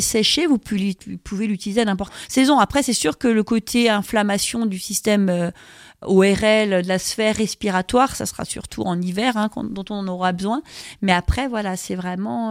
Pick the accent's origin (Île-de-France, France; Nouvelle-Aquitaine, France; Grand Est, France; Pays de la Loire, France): Grand Est, France; Alsace; chez nous, en Alsace